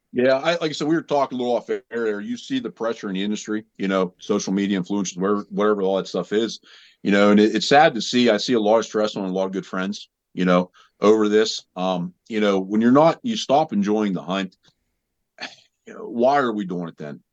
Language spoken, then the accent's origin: English; Southwest Pennsylvania, United States; I'm from Southwest Pennsylvania